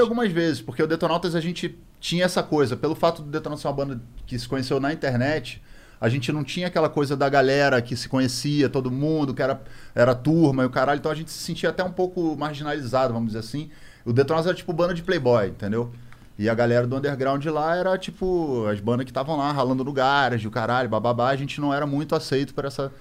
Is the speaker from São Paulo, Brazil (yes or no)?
no; Rio de Janeiro, Brazil; a gente é do Rio de Janeiro